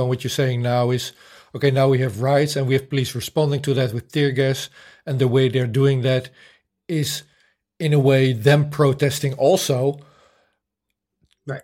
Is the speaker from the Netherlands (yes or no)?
yes; Netherlands; I grew up in the Netherlands. I was born in 1970